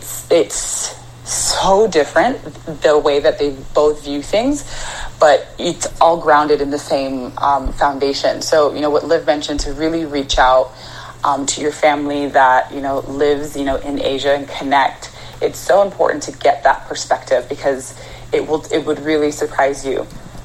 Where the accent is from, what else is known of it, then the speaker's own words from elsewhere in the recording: Arizona, United States; also born or lived in Canada; I was born in Canada. But I grew up in Arizona.